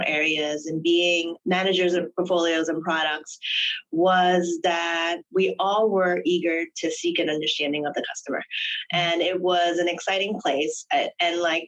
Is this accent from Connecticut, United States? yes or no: no; New York, United States; also born or lived in Hong Kong; I grew up in New York.